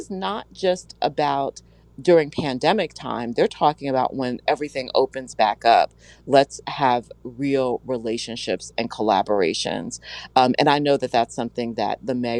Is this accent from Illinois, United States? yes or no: no; New York, United States; moved away as an adult; now in New Jersey, United States; I'm from New York